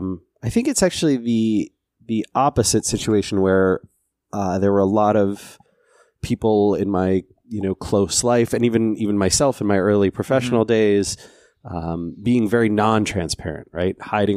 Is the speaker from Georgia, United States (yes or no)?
no; Seattle, Washington, United States; So I grew up here in the Seattle area, but in a very rural part, way out in unincorporated King County, kind of in the forest.